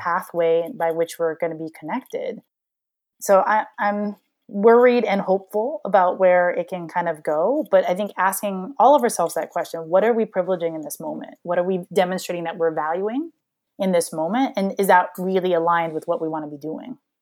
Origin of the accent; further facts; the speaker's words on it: Hawaii, United States; moved away; I'm a black kid that grew up in, in Hawaii